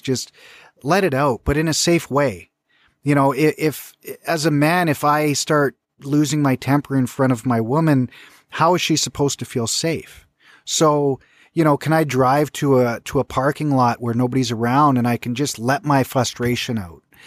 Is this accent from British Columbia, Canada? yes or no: yes; British Columbia, Canada; growing up in British Columbia